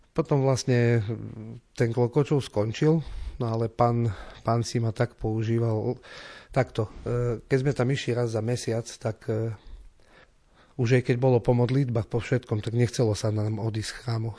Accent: Slovinky, Košice Region, Slovakia; also born or lived in Odorín; ja som Slovinčan

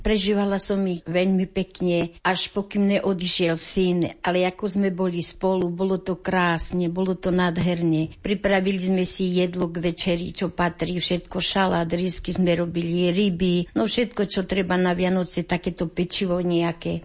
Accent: Pohorelá, Banská Bystrica Region, Slovakia; moved away; ja som ináč z Pohrelej

